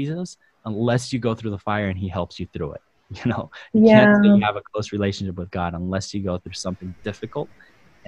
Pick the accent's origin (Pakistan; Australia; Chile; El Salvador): El Salvador; now in United States; we grew up in El Salvador, and my dad was a pastor there.